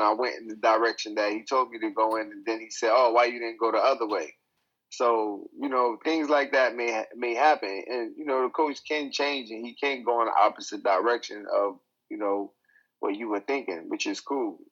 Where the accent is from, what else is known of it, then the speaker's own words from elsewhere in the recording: New York City, New York, United States; now in China; I'm from New York